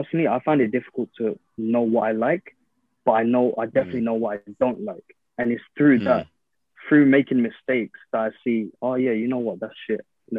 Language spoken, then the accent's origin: English; London, United Kingdom; growing up in London